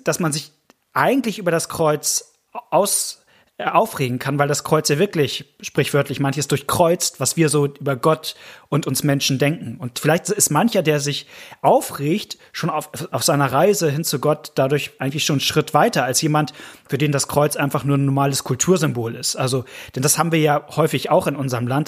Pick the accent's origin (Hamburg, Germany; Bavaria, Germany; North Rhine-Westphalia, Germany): Hamburg, Germany; als Hamburger bin ich eigentlich HSV-Fan